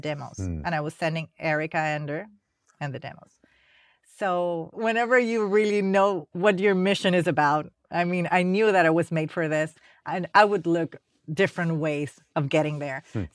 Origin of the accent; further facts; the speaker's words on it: Panama; moved away as an adult; now in United States; I came from Panama